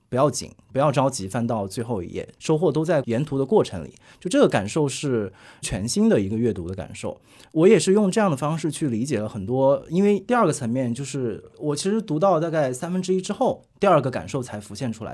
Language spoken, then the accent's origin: Chinese; Hunan, China; 因为我也是湖南人